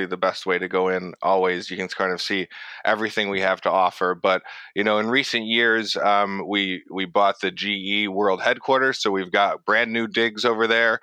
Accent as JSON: {"language": "English", "town": "Middlebury", "region": "Connecticut", "country": "United States", "tie": "born or raised there", "also_born_or_lived": "Brooklyn, New York / Vermont", "moved": "as an adult", "said": "I grew up in Middlebury, Connecticut, which is, you know, like a suburb of Waterbury"}